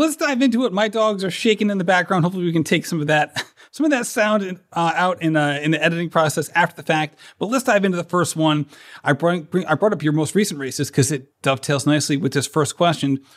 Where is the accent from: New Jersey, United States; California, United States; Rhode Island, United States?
Rhode Island, United States; I'm from Rhode Island